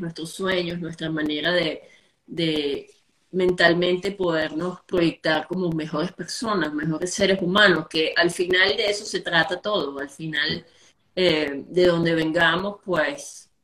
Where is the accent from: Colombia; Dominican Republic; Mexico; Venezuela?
Venezuela; moved away; venimos de un país, venimos de unos afectos, venimos de unos sabores, venimos de de toda una gama de, calores hermosos que ha sido y sigue siendo la cultura venezolana y sobre todo nuestra gente.